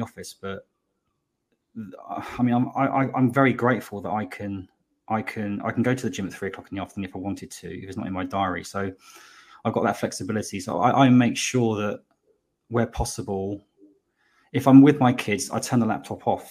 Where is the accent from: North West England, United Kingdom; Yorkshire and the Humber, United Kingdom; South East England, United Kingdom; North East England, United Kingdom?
South East England, United Kingdom; Slough; moved away as an adult; also born or lived in West London; now in Bristol, United Kingdom; I was born in Slough, but I say West London. I moved here 20 years ago